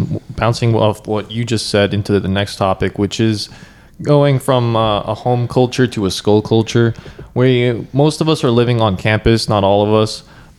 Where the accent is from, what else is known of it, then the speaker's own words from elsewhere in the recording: New York, United States; moved away as an adult; now in Georgia, United States; what I'm used to back in New York, where everyone's really rude to you and kind of just ignorant.